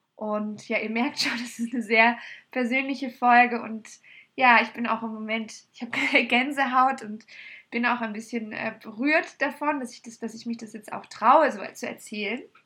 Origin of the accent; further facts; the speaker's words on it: Munich, Bavaria, Germany; in München, aber ich liebe sie abgöttisch und es ist meine Heimat